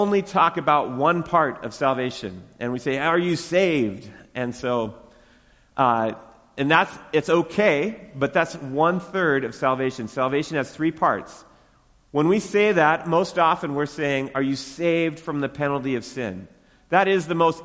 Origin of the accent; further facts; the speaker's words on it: Western Washington, United States; moved away; I grew up in Western Washington